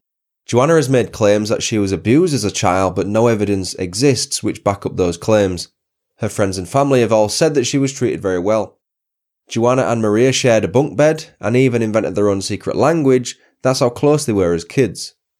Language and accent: English; Huddersfield, Yorkshire and the Humber, United Kingdom; my hometown Huddersfield came in at number two.